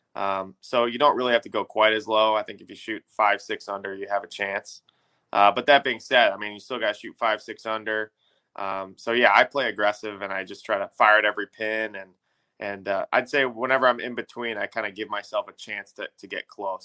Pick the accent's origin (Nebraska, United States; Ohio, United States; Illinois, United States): Illinois, United States; growing up in Illinois